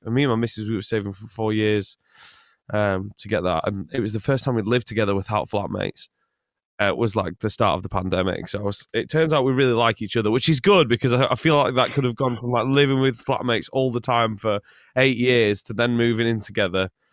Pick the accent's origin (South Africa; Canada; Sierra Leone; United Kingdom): United Kingdom; England; also born or lived in Scotland; I was born in Scotland, but I lived most of my life in England